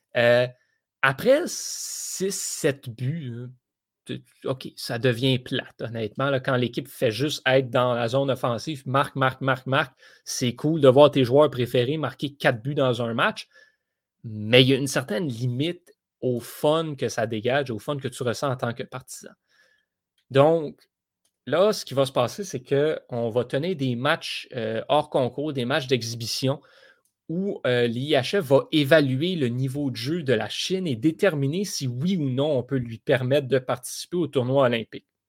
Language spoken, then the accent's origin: French; Canada; en tant que Canadien